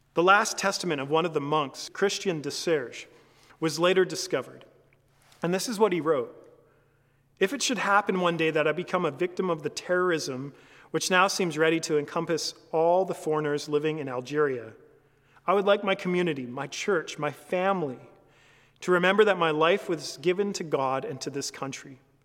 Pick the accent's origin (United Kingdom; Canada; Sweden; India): Canada; as a Canadian